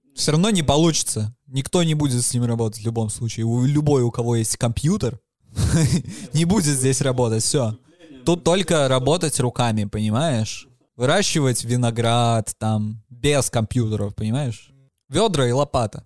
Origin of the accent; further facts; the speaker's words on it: Belarus; мы весь белорусы